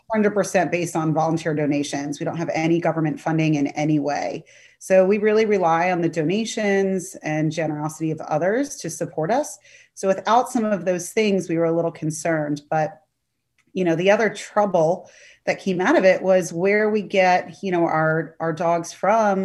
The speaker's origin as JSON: {"language": "English", "town": "Sterling", "region": "Virginia", "country": "United States", "tie": "born or raised there", "also_born_or_lived": "Pennsylvania / Alexandria, Virginia", "said": "I'm a local to Northern Virginia. I grew up in Sterling, and now I'm in Alexandria"}